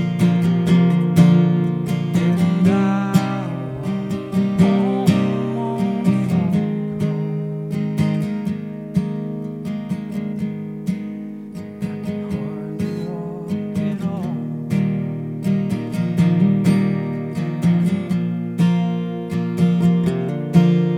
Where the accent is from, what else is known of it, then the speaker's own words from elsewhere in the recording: Woodstock, Alabama, United States; I grew up in Woodstock, Alabama, a.k.a. Shittown, Alabama